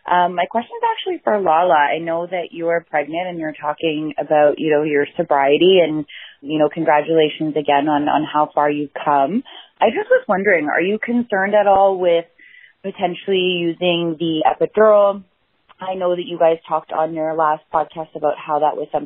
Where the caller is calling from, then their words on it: Toronto, Ontario, Canada; I'm actually calling from Toronto, Canada.